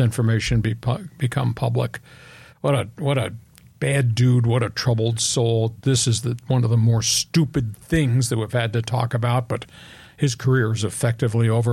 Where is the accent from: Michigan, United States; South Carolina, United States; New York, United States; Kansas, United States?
New York, United States; now in San Diego, United States; I grew up in New York